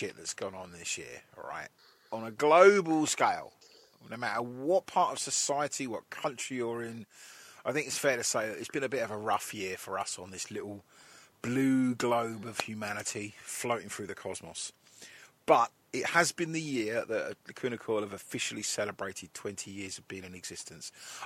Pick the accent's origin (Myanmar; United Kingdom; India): United Kingdom; England; we're all English